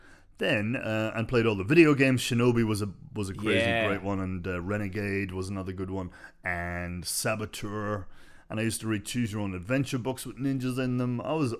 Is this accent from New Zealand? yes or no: no; Dundalk, Leinster, Ireland; Well, this is in Dublin, but I was growing up in Dundalk in Ireland.